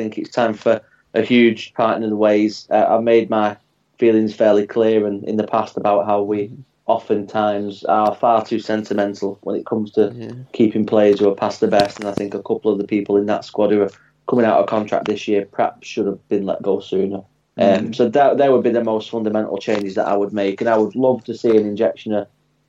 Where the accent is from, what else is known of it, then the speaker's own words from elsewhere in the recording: Bury, North West England, United Kingdom; moved away; I grew up in Bury